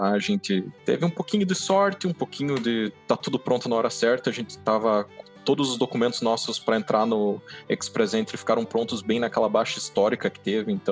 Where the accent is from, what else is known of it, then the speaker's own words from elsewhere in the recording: Curitiba, Paraná, Brazil; De Curitiba.